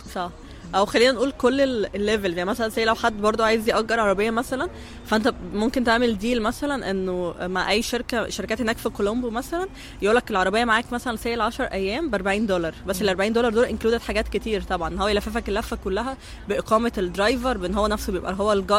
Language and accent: Arabic; Egypt; احنا كمصريين